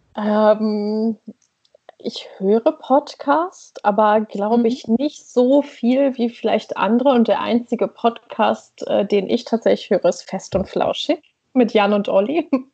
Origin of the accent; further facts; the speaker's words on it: East Frisia, near Leer, Lower Saxony, Germany; moved away as an adult; also born or lived in Berlin; now in Oslo, Norway; ich bin in Ostfriesland aufgewachsen, in okay, der Nähe von ja. Leer